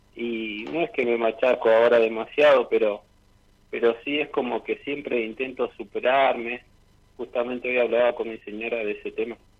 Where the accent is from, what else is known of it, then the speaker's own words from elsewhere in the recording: General Roca, Río Negro, Argentina; moved away as an adult; now in Neuquén, Argentina; soy de Roca, ahora estoy viviendo actualmente por trabajo en Neuquén hace ocho años